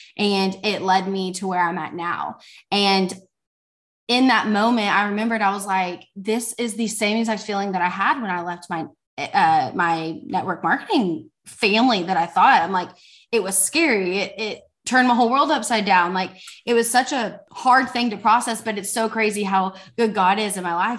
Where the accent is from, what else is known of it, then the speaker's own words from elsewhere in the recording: Fort Worth, Texas, United States; I am from Fort Worth, Texas.